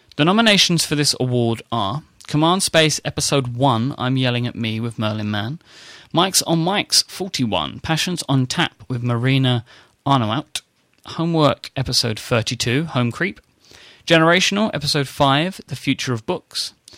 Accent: United Kingdom; accent: British; my strange British accent

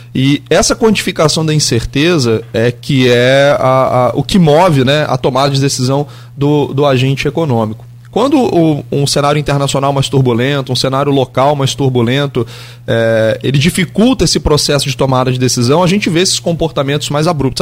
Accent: Brazil; enquanto brasileiro, enquanto flamenguista

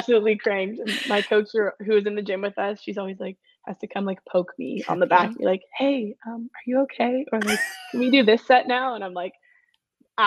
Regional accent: West Vancouver, British Columbia, Canada; now in Whistler, Canada; I grew up in West Van, so I like being close to the ocean whenever I can be

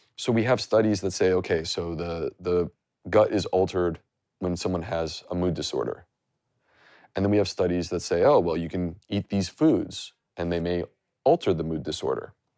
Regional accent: United States; I grew up, like, ninety minutes from the border

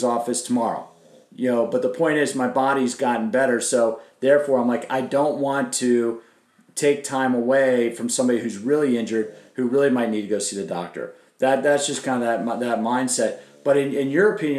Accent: Silver Spring, Maryland, United States; I grew up in Silver Spring, about 3 miles away from College Park

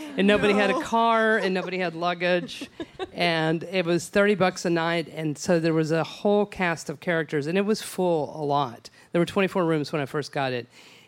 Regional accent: Odessa, Texas, United States; I'm from West Texas. And in my hometown of beautiful Odessa, my family is still in the ranching business

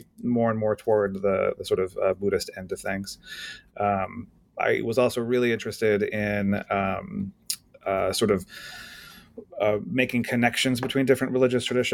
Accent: Los Angeles, California, United States; I grew up mostly in the Los Angeles area and the suburban wasteland, so to speak

